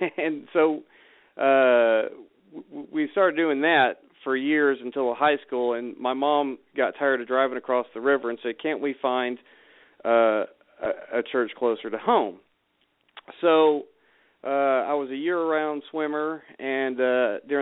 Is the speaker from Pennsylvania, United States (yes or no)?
no; Maumelle, Arkansas, United States; I grew up in Maumelle, Arkansas, which is a, you know, a middle-class kind of suburb outside of Little Rock